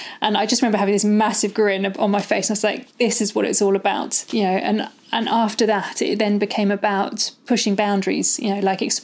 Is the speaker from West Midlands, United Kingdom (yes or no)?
yes; Malvern, West Midlands, United Kingdom; I grew up in the Malverns, like in the Malvern Hills in Worcestershire.